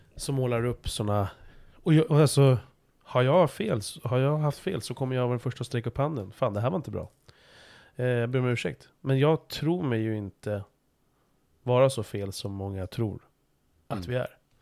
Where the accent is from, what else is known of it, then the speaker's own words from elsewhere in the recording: Stockholm, Stockholm County, Sweden; jag är ju liksom född stockholmare